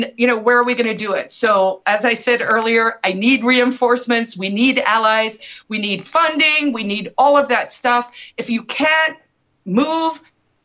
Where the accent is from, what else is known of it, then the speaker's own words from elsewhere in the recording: South Africa; moved away as an adult; also born or lived in New York City, United States; now in Manchester, United States; I immigrated from South Africa 25, 26 years ago